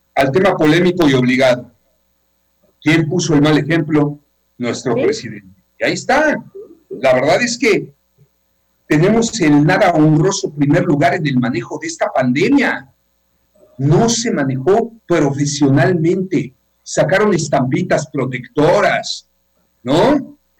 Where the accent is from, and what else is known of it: Yucatán, Mexico